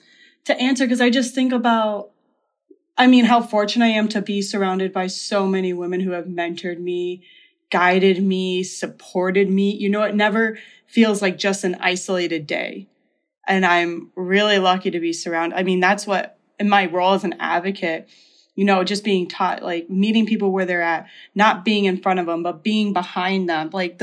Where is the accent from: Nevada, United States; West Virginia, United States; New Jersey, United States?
Nevada, United States; Las Vegas; moved away as an adult; now in Duluth, United States; I am located in Duluth, Minnesota. I was born and raised in Las Vegas, Nevada. Came here in 2016.